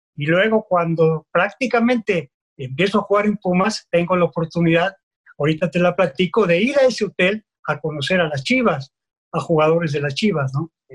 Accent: Mexico City, Mexico

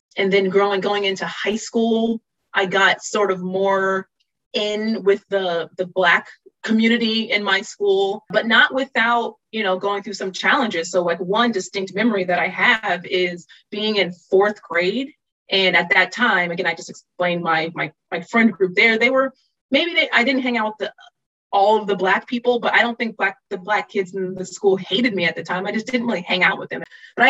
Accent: Virginia Beach, Virginia, United States; I adored Virginia Beach. I realize in retrospect everything that it gave me

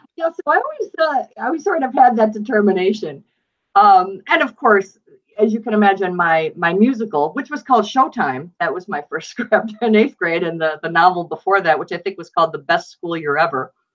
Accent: Buffalo, New York, United States; I grew up in Buffalo, New York, and my father was actually a police officer there for 34 years

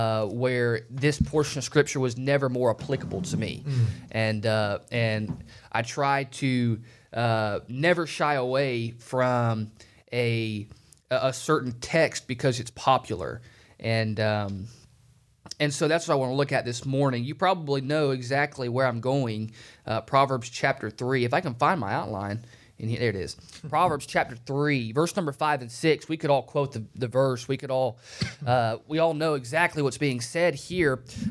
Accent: Phenix City, Alabama, United States; now in Manhattan, United States; So right now, my family is in Kansas. My dad moved from Phoenix City, Alabama 18 years ago.

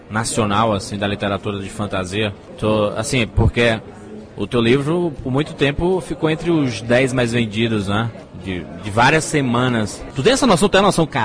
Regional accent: Brazil; Então toda vez que eu chegava assim, ah, eu sou Brasileiro

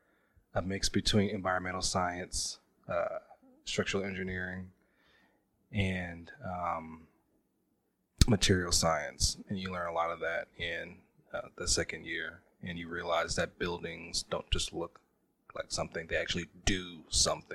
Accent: Indianapolis, Indiana, United States; I'm from Indianapolis, capital city. Or Naptown as well.

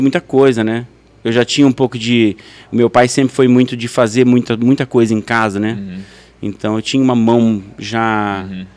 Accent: Faxinal, Brazil; moved away as an adult; also born or lived in Hyannis Port, Massachusetts, United States; com 18 anos, eu saí de Faxinal

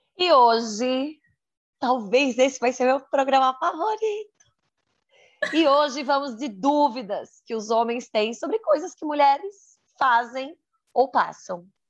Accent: Santa Catarina, Brazil; sou de Santa Catarina, solteira, 34 anos, mulher

